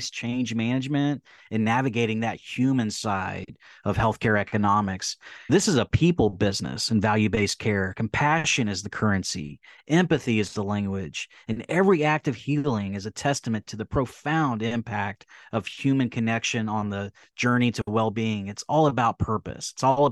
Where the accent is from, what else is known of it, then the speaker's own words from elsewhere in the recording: Central Texas, United States; I have a similar upbringing growing up in Central Texas